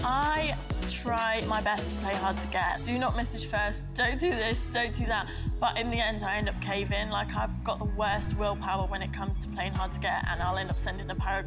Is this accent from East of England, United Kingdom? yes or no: yes; Luton, East of England, United Kingdom; also born or lived in Spain; now in Manchester, United Kingdom; I'm 25 years old. I'm a makeup artist and I'm from Luton.